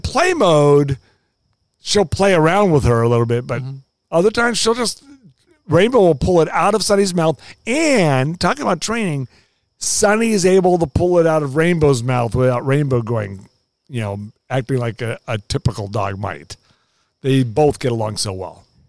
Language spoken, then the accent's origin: English; Los Angeles, California, United States; moved away as an adult; also born or lived in Oklahoma; now in Kansas City, United States; I grew up in Los Angeles where the weather was very boring.